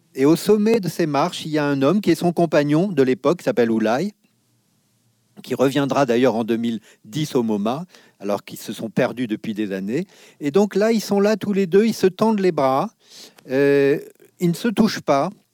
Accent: Nieul-sur-Mer, Nouvelle-Aquitaine, France; quand j'étais enfant à Niol-sur-Mer, à côté de La Rochelle

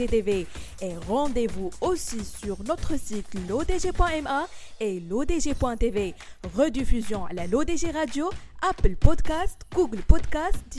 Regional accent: Morocco; مي تنقول لكم انا مفتخره مغربيه وديما مغرب وديما مغرب

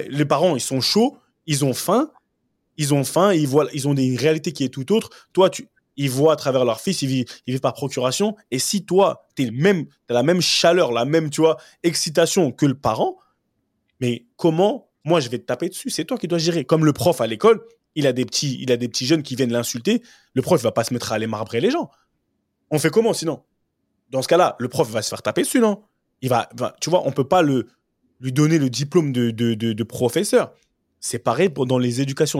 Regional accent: Cameroon; en tant que bon Camerounais

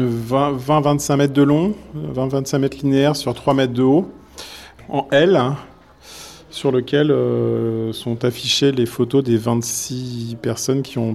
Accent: Toulouse, Occitania, France; je viens de Toulouse et j'enseigne à l'ETPA.

